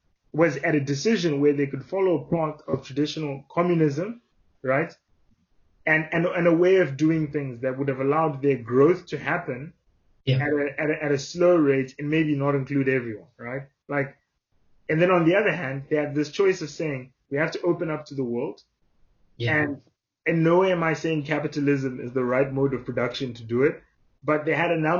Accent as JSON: {"language": "English", "country": "South Africa", "tie": "born or raised there", "lives_now": "Oxford, United Kingdom", "said": "So I think particularly growing up in South Africa, sometimes we develop a sense of like toxic masculinity"}